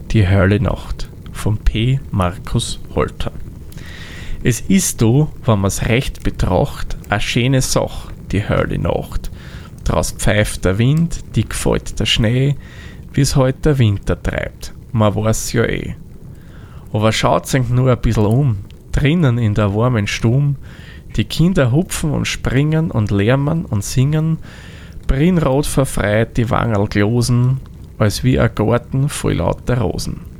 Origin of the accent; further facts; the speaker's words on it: Austria; now in Vienna, Austria; eigentlich meine Heimat ist nicht jetzt Wien, sondern ich bin gebürtig aus einer anderen Gegend von Österreich. Genauer gesagt komme ich aus dem hohen Norden Österreic